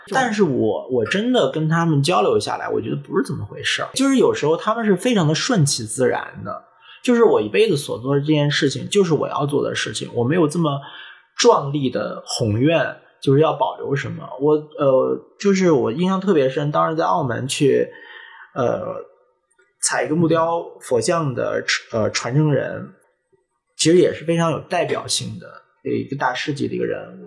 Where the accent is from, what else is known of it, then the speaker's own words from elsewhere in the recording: Nanjing, Jiangsu, China; now in Hong Kong; 我是在南京长大的，南京其实也是一个非常有历史的城市